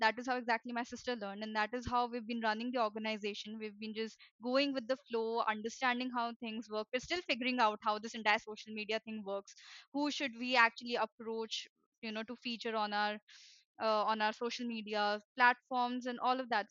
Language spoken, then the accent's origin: English; India; I am from India